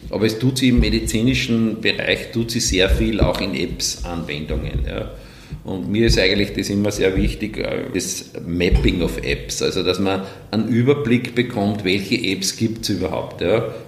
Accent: Wels, Upper Austria, Austria; Und natürlich aus gebürtiger Welser kommt die Weltachse in Wels heraus und als Oberösterreicher natürlich äh, aus der Mitte Oberösterreichs.

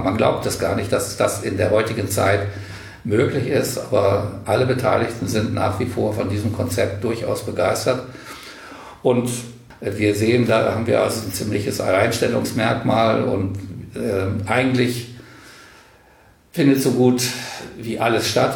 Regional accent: Bad Karlshafen, Hesse, Germany; also born or lived in Kassel; now in Wendland, Germany; ich stamme aus Karlshafen an der Weser mit Blick auf Würgersen. Und Würgersen war Atomkraftwerk. Und in meiner Jugend habe ich das sozusagen aus dem Kinderzimmer wachsen sehen

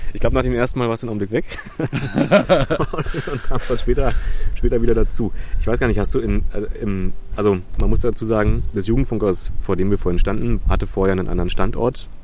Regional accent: Berlin, Germany; ich bin da geboren in Köpenick

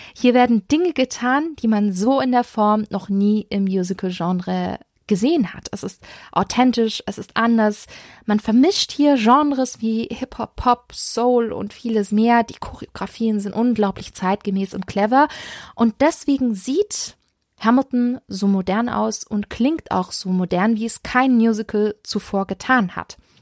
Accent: Stuttgart, Baden-Württemberg, Germany; Meine Heimatstadt Stuttgart

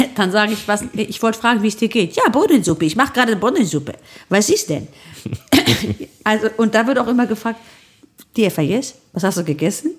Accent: Solingen, North Rhine-Westphalia, Germany; also born or lived in village near Thessaloniki, Greece (family origin); Ich in Solingen

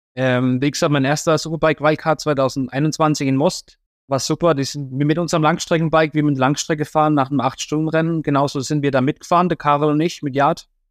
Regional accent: Germany; als Deutscher

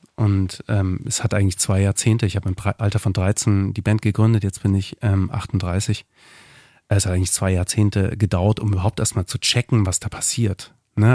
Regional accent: Dresden, Saxony, Germany; moved away as an adult; also born or lived in Berlin; ich komme aus Dresden ursprünglich

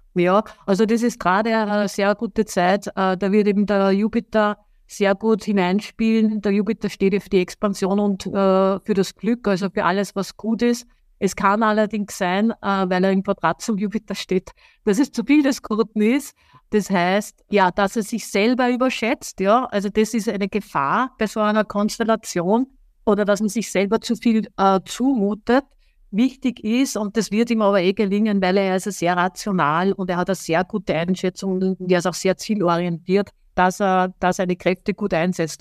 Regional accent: Austria; Er kommt aus meiner Heimat, ich bin ja auch Österreicherin

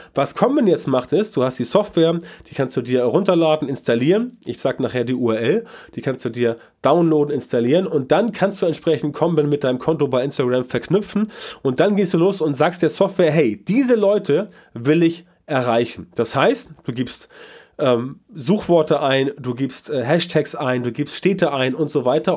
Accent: Germany

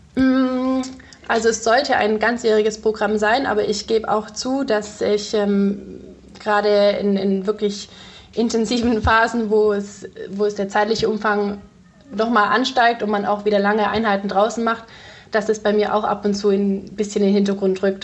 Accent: Ravensburg, Baden-Württemberg, Germany; also born or lived in Konstanz; ich komme ja aus Ravensburg ursprünglich

